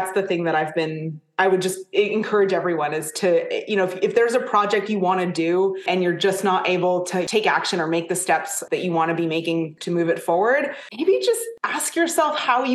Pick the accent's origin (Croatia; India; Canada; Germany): Canada; I'm Canadian